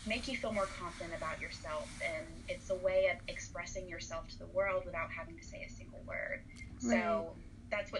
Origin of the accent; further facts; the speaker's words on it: Birmingham, Alabama, United States; moved away as an adult; also born or lived in Savannah, Georgia; I grew up in Birmingham, Alabama, lived there all the way until I actually moved to Savannah to go to SCAD for grad school